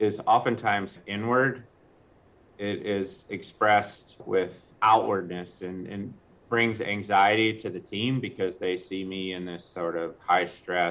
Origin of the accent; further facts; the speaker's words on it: Kentucky, United States; I grew up in Kentucky, and so I legitimately humble beginnings